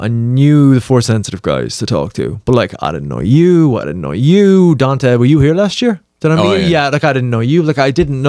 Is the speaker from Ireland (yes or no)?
yes; Ireland; I'm from Ireland, obviously.